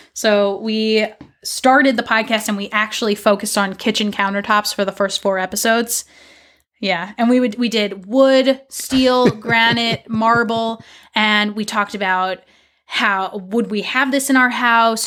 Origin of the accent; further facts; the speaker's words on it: New York, United States; moved away as an adult; also born or lived in Mississippi / California; now in Portland, Maine, United States; I grew up in New York